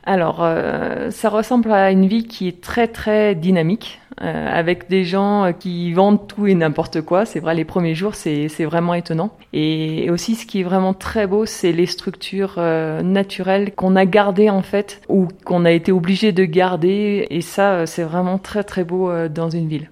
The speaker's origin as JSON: {"language": "French", "region": "the Alps", "country": "France", "moved": "as an adult", "lives_now": "La Paz, Bolivia", "said": "On est des Alpes"}